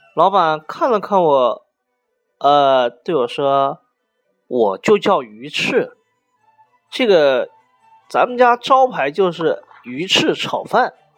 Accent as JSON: {"language": "Chinese", "country": "China", "said": "我们中国人过春节"}